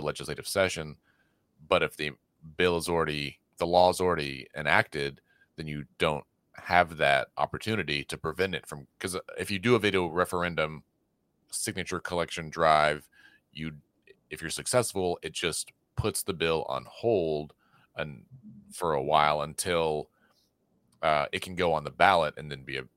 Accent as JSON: {"language": "English", "region": "Oklahoma", "country": "United States", "said": "I was from Oklahoma."}